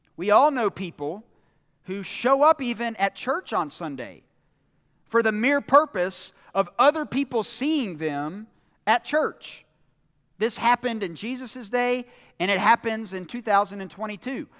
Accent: United States; us as American Christians

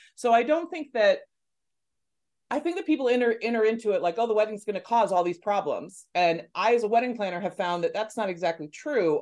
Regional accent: Los Angeles, California, United States; I'm from Los Angeles

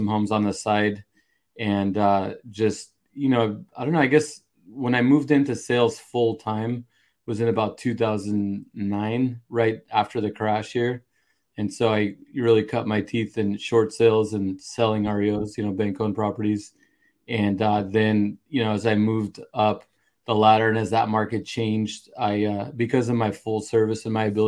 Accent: Santa Cruz County, California, United States; I was born and raised here in Santa Cruz County, which is on the coast here in central to Northern California

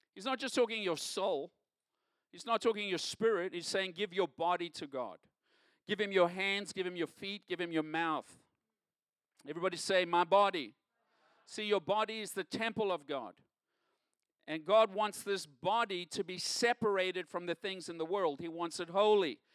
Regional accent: South Africa; moved away as an adult; now in United States; Growing up in South Africa, I grew up in a time of segregation

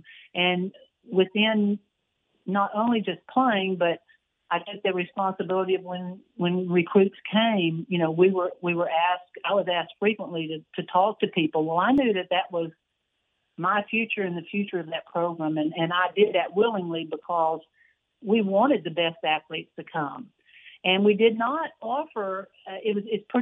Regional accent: Waco, Texas, United States; growing up in Waco, always a Baylor fan.

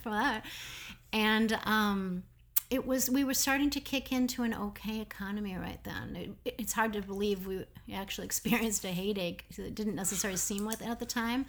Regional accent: Minneapolis, Minnesota, United States; moved away as an adult; also born or lived in Denmark / New York; I'm from Minneapolis

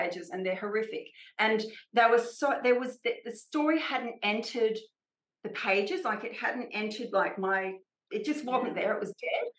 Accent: Australia; I'm Australian

